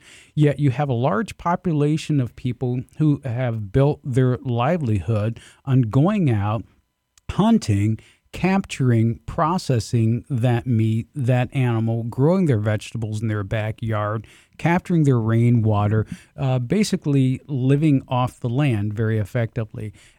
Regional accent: the South, United States; Growing up in the South, it was not uncommon for us to slaughter our own pigs, to slaughter our own chickens.

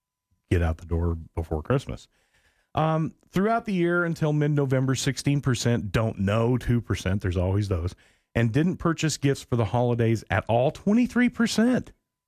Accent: Portland, Oregon, United States; I grew up in Portland

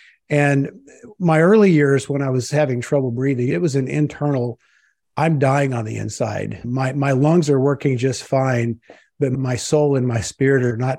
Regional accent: Springfield, Missouri, United States; I was raised in Southwest Missouri, Springfield. A lot of folks know Branson, the Branson area. And it's one of the buckles of the Bible Belt.

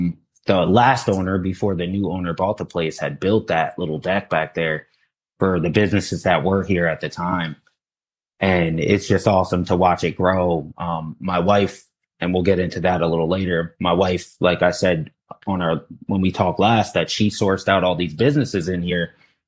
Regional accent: Sea Bright, New Jersey, United States; I grew up in the Seabright, New Jersey, though.

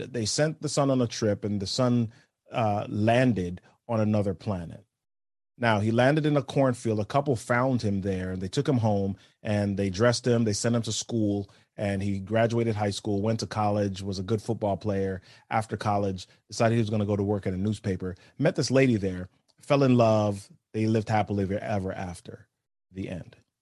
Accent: New York City, New York, United States; I grew up in New York City.

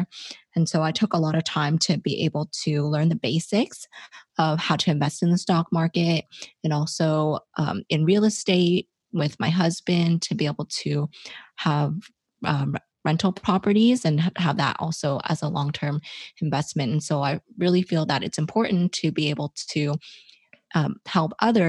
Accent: Toronto, Ontario, Canada; I am from Toronto, Canada

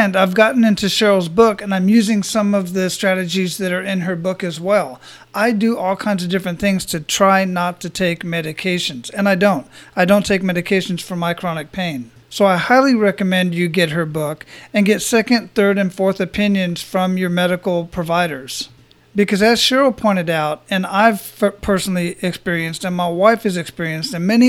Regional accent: Phoenix, Arizona, United States; I was born and raised in Phoenix, Arizona, and I've been to 23 countries on 5 continents.

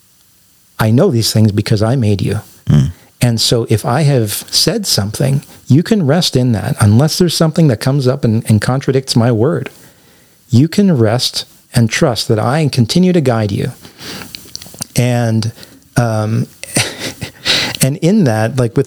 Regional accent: Canada; moved away as an adult; now in United States; as a Canadian

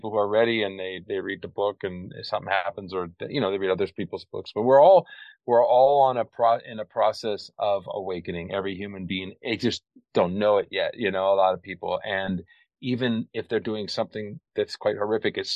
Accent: California, United States; moved away as an adult; now in Costa Rica; I've lived in Costa Rica now for over 30 years. And before that, I grew up in California

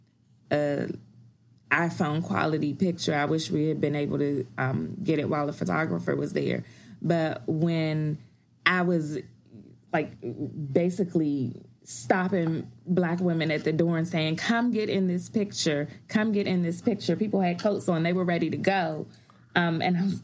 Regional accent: Washington, District of Columbia, United States; DC is my hometown.

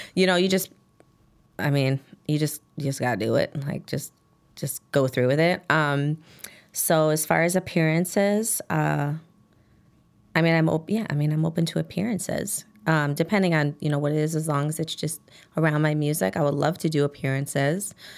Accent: Chicago, Illinois, United States; I grew up on Damon and Grands

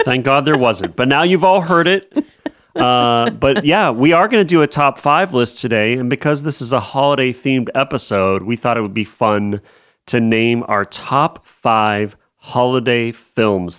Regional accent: United States; also born or lived in Erie, Pennsylvania / Cleveland, Ohio; growing up in Erie and Cleveland

